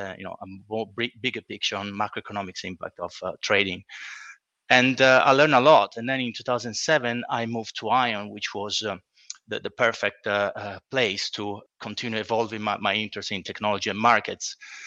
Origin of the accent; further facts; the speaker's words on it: Italy; moved away as an adult; now in London, United Kingdom; So in the early 2000s, I moved to London from Italy, and I started working at a trading platform